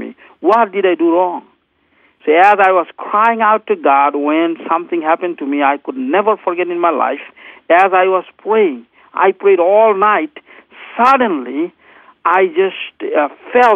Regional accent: Bangladesh; I grew up in Bangladesh

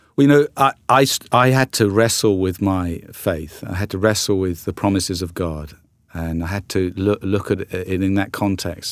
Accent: South Coast of England, United Kingdom; moved away as an adult; also born or lived in London; now in United States; grew up on the South Coast and then, and then in London for, for twenty-two years before coming over to, to the United States.

